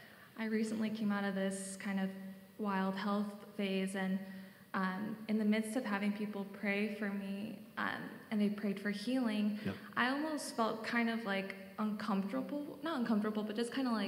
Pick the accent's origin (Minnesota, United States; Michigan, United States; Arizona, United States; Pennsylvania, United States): Arizona, United States; Phoenix; moved away; I'm also from Arizona, so it's nice to have a fellow Phoenician here.